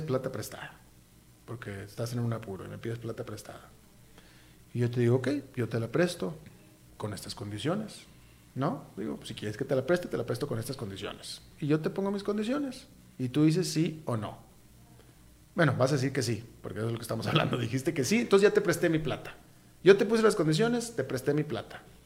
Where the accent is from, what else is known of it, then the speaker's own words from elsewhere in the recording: Costa Rica; ni como tico